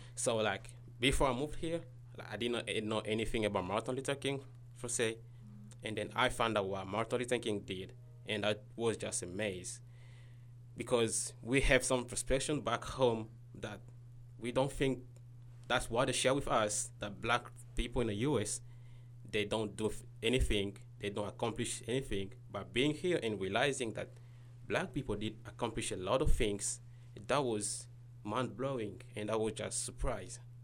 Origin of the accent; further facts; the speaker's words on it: Kinshasa, DR Congo; moved away as an adult; now in United States; I'm from Congo, Kinshasa